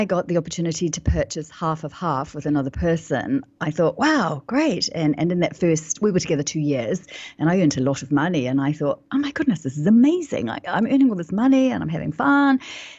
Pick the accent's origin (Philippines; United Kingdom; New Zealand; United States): New Zealand; like you said earlier, I'm from New Zealand, and sometimes the New Zealand accent can be a little challenging on the ears.